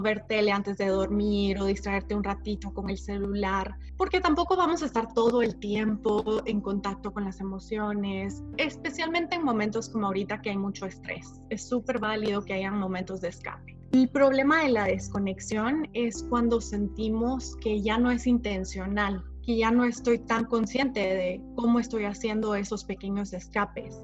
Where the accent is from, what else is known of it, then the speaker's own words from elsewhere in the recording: Guatemala; moved away as an adult; also born or lived in Mexico; now in Connecticut, United States; Soy de Guatemala, luego viví en México